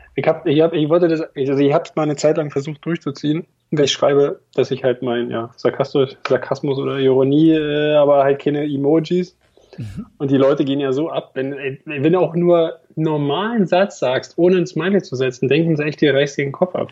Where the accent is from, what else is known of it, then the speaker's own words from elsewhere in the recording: Berlin, Germany; accent: Berliner; also born or lived in eastern Germany; 22 Jahre in Berlin. Insofern bin ich leider nicht gebürtiger Berliner, aber meine ganze Familie kommt aus Berlin und deswegen sind wir auch irgendwann wieder zurückgezogen